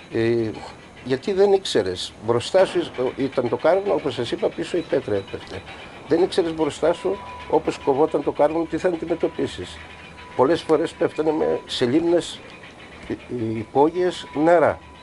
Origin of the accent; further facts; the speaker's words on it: Palaiopoli, East Macedonia and Thrace, Greece; moved away as an adult; also born or lived in Belgium; τα παιδικά χρόνια μαζί με τους φίλους μου εδώ στην Παλιάπολη